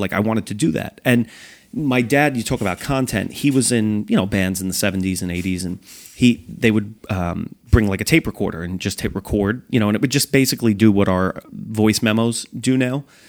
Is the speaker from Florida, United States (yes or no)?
no; New York, United States; moved away; also born or lived in New Jersey; I grew up in New York